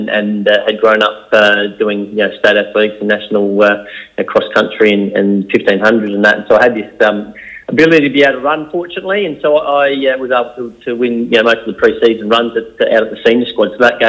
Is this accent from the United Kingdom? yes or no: no; Adelaide, South Australia, Australia; growing up in Adelaide.